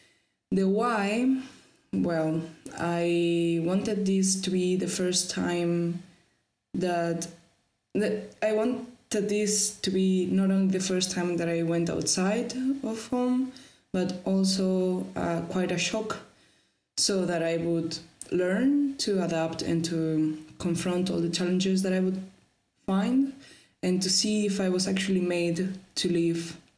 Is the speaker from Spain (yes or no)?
yes; Valencia, Valencian Community, Spain; also born or lived in Tampere, Finland / London, United Kingdom; I'm from Valencia in Spain. And I lived in Tampere for 7 months last year.